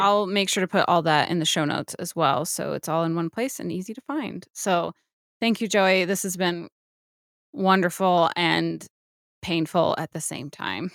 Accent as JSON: {"language": "English", "region": "New Mexico", "country": "United States", "said": "I'm from New Mexico"}